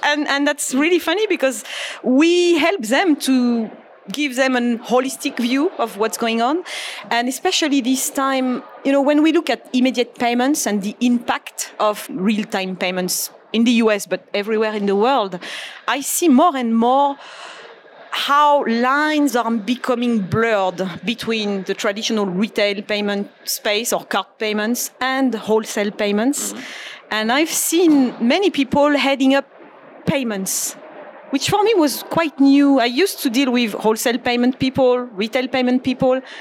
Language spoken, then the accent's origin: English; Marseille, Provence-Alpes-Côte d'Azur, France; moved away as an adult; now in Naples, United States; growing up in France and, and even in Europe